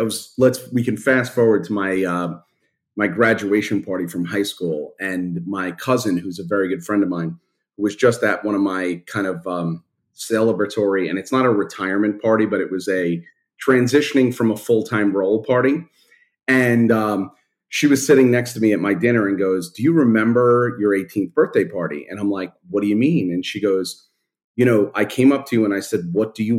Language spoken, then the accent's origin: English; New York City, New York, United States; I grew up in Brooklyn, in Canarsie, and then Marine Park